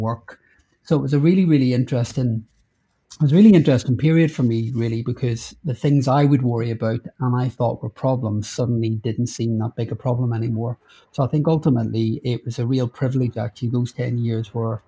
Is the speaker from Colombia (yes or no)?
no; Northern Ireland, United Kingdom; now in London, United Kingdom; I grew up in Northern Ireland during the Troubles, when there was a lot of riots and bombs.